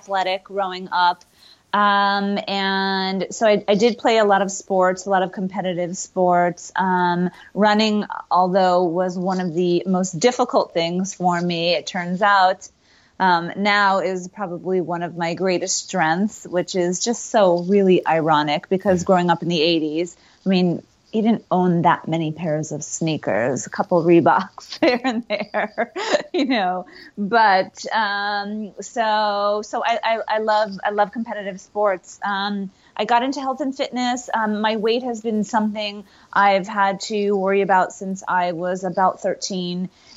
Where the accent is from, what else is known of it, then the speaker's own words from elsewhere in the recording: Connecticut, United States; moved away as an adult; now in West Coast, United States; I grew up in Connecticut